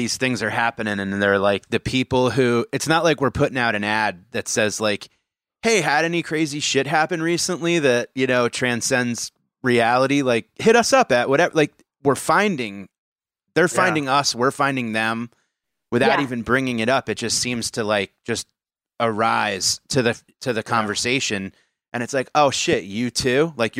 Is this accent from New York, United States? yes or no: yes; New York, United States; Growing up in New York, it's like you've been growing up in a power plant.